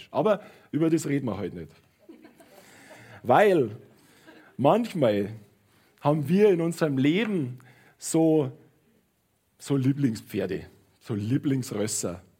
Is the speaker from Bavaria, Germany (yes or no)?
yes; Munich, Bavaria, Germany; ich bin in München aufgewachsen und ich bin äh, ich bin liebend gern immer am Münchner Fiktualienmarkt gewesen.